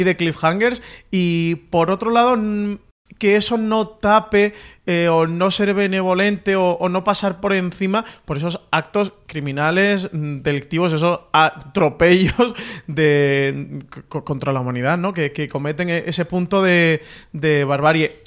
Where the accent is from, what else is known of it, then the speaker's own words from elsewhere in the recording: Andalusia, Spain; como buen andaluz